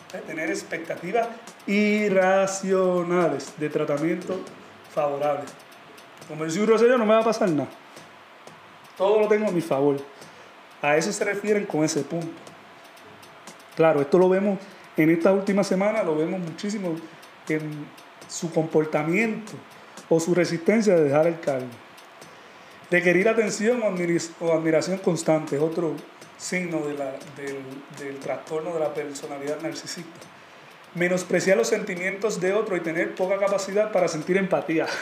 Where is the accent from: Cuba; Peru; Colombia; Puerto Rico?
Puerto Rico; nosotros como puertorriqueños